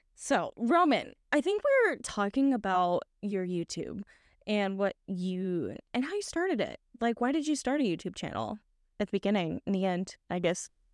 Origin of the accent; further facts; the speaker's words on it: Indiana, United States; now in Poland; Indiana, where my hometown is